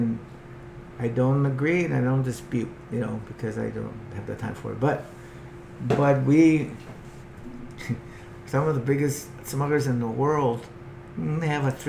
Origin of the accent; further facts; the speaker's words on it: Huntington Beach, California, United States; now in Mexico; I'm from Huntington.